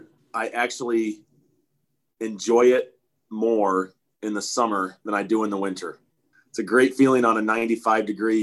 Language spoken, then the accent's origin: English; Nebraska, United States; growing up in Nebraska